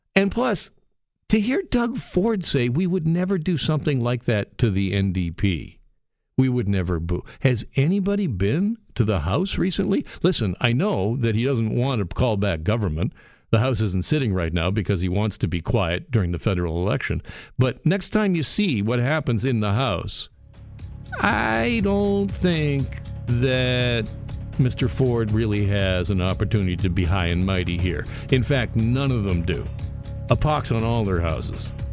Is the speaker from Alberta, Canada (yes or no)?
no; Burlington, Ontario, Canada; from my hometown, the city of Burlington